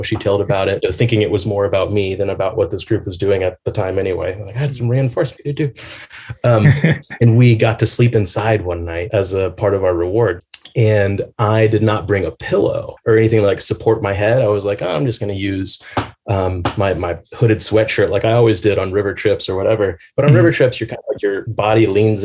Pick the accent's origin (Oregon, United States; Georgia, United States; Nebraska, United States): Georgia, United States; Atlanta; moved away as an adult; also born or lived in Portland; growing up in Atlanta, We lived in this neighborhood, Little Five Points